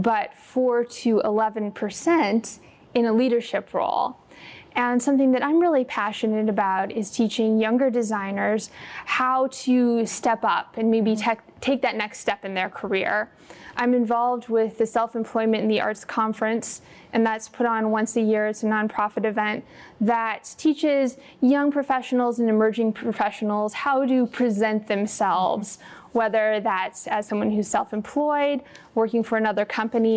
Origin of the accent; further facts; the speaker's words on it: North Dakota, United States; moved away as an adult; now in Naperville, United States; I am originally from North Dakota, probably the only person you know from North Dakota